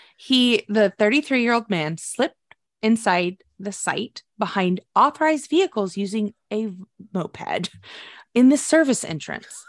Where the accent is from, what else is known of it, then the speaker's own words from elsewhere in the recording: United States; we are American, our schools are terrible